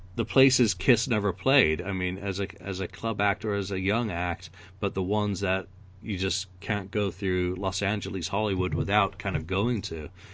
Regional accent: England, United Kingdom; as an Englishman

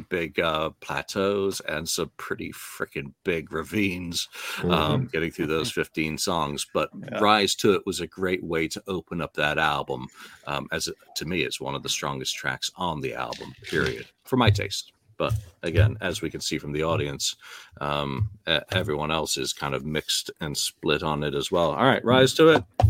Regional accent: United Kingdom; as a Brit

